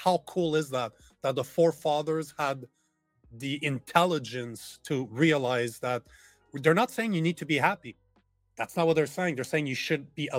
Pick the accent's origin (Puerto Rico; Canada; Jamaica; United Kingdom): Canada; as a Canadian